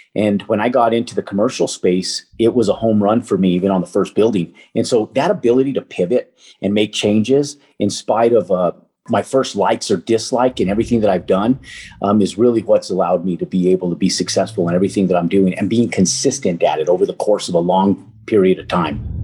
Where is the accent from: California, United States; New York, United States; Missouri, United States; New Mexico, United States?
New Mexico, United States; Albuquerque; moved away as an adult; I'm from Albuquerque, New Mexico